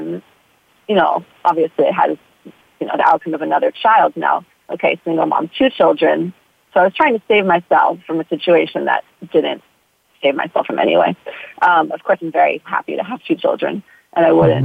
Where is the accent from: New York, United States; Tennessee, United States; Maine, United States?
New York, United States; New York City; moved away as an adult; also born or lived in Texas / California; now in Hawaii, United States; I grew up in New York City